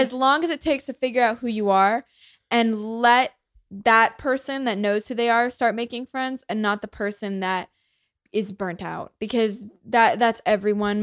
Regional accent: United States; first language English; I, like, grew up here. I'm so lucky to have, like, this be my first language

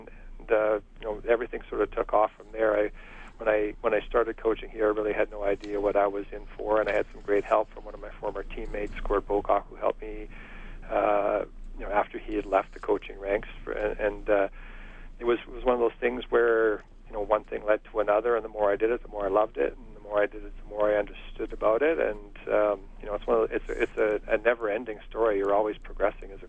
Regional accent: Edmonton, Alberta, Canada; I grew up in Belvedere, a community in northeast Edmonton

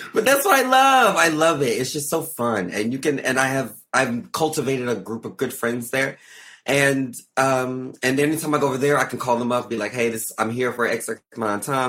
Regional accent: Arkansas, United States; moved away; I'm from Arkansas.

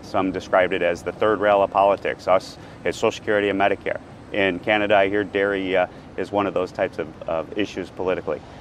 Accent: New York, United States; being a New Yorker and a fellow New Yorker

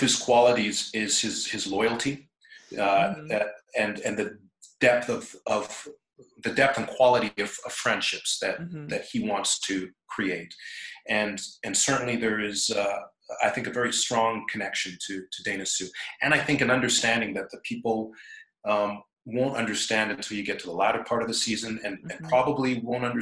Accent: Trinidad & Tobago; We're both from Trinidad

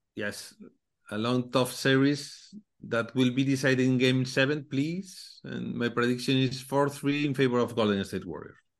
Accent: Galicia, Spain; English is a second language; I'm from Galicia, you know, located in the north of Spain.

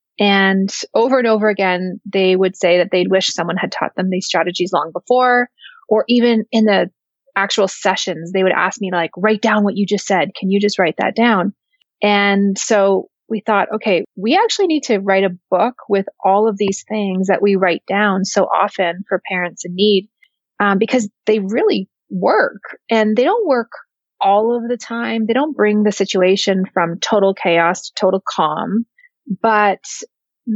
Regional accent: Canada; now in United States; I'm originally from Canada and now living, working, practicing in the United States.

